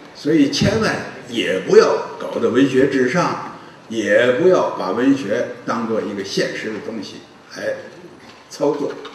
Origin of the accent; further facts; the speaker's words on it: China; 我们中国人呢，喜欢的是武侠小说，喜欢的是练功